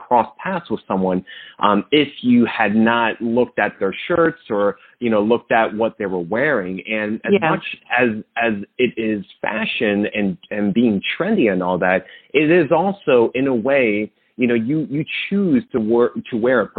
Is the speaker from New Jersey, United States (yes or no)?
yes; Monmouth County, New Jersey, United States; I'm also from the Jersey Shore. I actually grew up in Monmouth County.